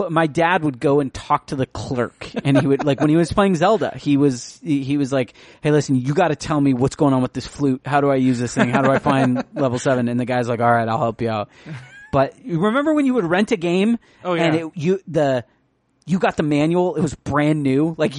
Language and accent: English; San Diego, California, United States; also born or lived in Utah; I grew up in San Diego, yeah. I was born in Utah.